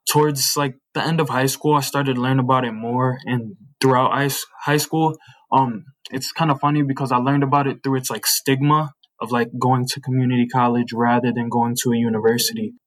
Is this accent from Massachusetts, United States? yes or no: no; Joliet, Illinois, United States; I was born and raised in Joliet. I've been here my whole life